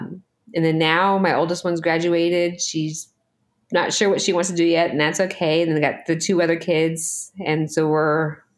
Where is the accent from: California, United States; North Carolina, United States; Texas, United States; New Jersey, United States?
Texas, United States; Killeen; now in Travis Air Force Base, United States; From Killeen, Texas.